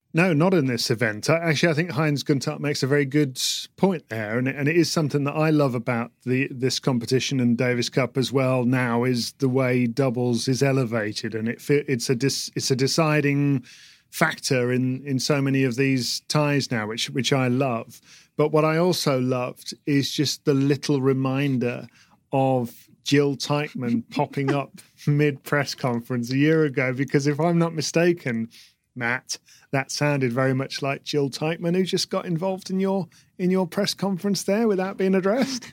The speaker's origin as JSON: {"language": "English", "country": "United Kingdom", "said": "I'm British"}